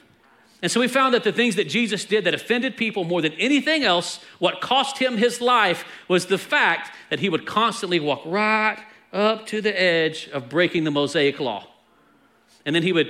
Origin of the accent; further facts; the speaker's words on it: Texas, United States; I'm from Texas